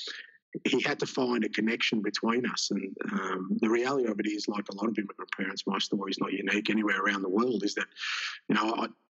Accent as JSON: {"language": "English", "country": "Australia", "tie": "born or raised there", "also_born_or_lived": "Greece", "said": "I grew up in Australia"}